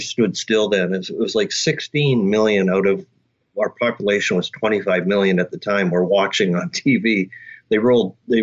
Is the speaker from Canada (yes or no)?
yes; Canada; as a Canadian, a kid growing up playing hockey